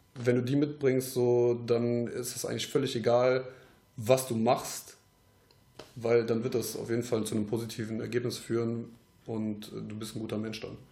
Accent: Troisdorf, North Rhine-Westphalia, Germany; wir kommen aus Troisdorf jetzt

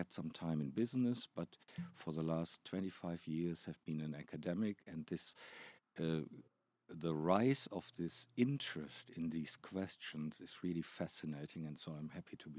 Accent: Germany; accent: German; English is a second language; moved away as an adult; also born or lived in Canada; now in Toronto, Canada; I've been in Canada for 15 years. I'm originally from Germany, as my ineradicable accent gives away.

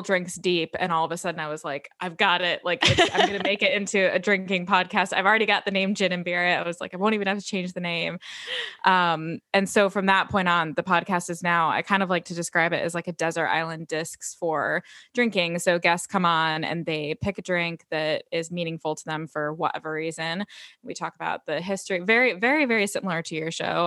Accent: United States; moved away as an adult; also born or lived in London, United Kingdom; now in United Kingdom; my experiences as an American living in the U K. Um, so I moved to the U K just about five years ago

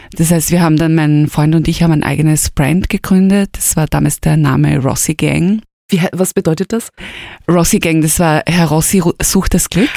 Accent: Styria, Austria; moved away as an adult; now in Vienna, Austria; bin aus der Steiermark gekommen, also eigentlich aus einer kleinen Stadt, aus Junburg. Bin nach Wien gekommen

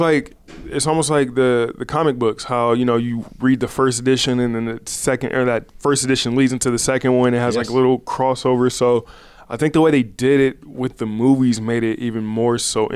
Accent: California, United States; growing up in Southern California, like Kobe is my Jordan.

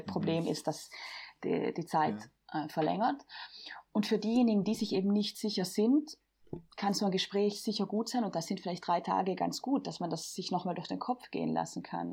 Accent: Bolzano, Trentino-Alto Adige, Italy; ich bin wie Lea aus Südtirol, ich komme aus Bozen

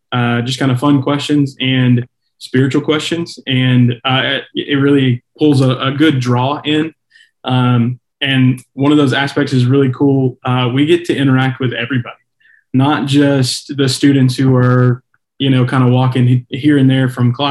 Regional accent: Columbus, Georgia, United States; I'm from Columbus

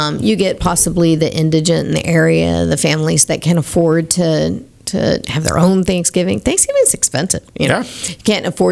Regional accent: Clear Lake, Texas, United States; I grew up in Clear Lake

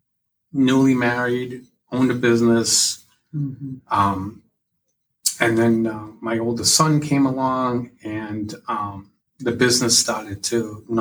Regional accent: Massachusetts, United States; also born or lived in New Hampshire; now in Kingston, New Hampshire, United States; I was born in Massachusetts. In 1985, we moved to New Hampshire, and we've never left

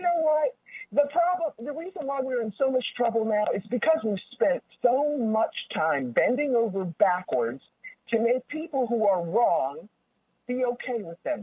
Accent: Baltimore, Maryland, United States; I grew up in Baltimore

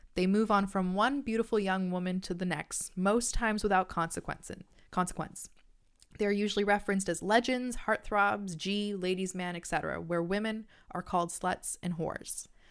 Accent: Canada; I'm Canadian

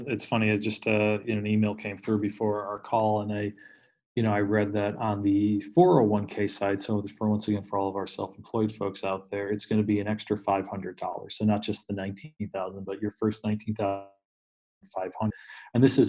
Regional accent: Northeast, United States; I grew up in the Northeast. It's a pretty heavy top-down culture, you know, from just generational to religion to everything else.

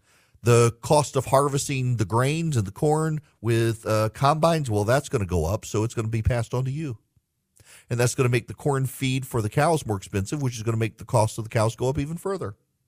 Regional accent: Dubai, United Arab Emirates; If you're a regular listener, if you're Charlie, you know, I grew up in Dubai.

